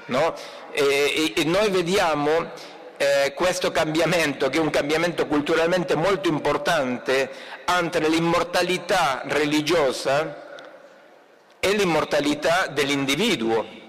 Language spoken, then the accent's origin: Italian; Argentina; Italian is a second language; moved away; il mio compatriota che imita il mio accento, il Papa Francesco